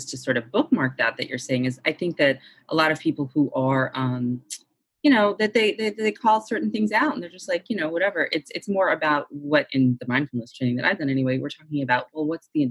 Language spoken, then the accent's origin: English; Boston, Massachusetts, United States; I'm from Boston also